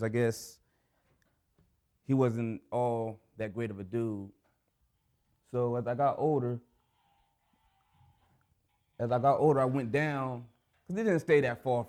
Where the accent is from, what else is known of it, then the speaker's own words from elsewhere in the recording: Anchorage, Alaska, United States; I'm from Anchorage